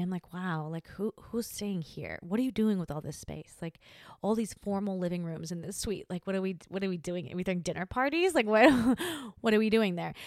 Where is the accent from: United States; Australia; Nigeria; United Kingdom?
Australia; moved away; Australia is my country, my hometown, and I'm not there